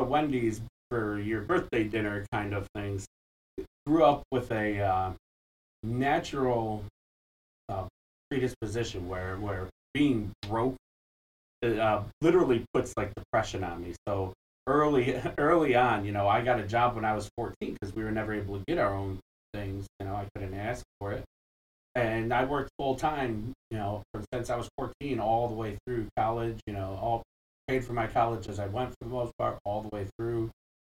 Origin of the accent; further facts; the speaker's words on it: Bolingbrook, Illinois, United States; also born or lived in Chicago; I grew up in Chicago and the suburbs, Bolingbrook to be specific, came back to go to DePaul